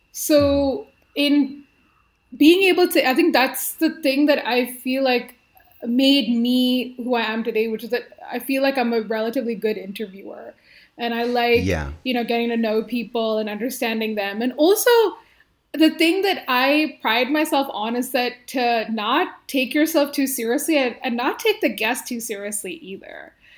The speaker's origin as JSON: {"language": "English", "country": "India", "also_born_or_lived": "Middle East", "said": "So, you know, being an Indian, but like growing up in the Middle East where I was in like an international school"}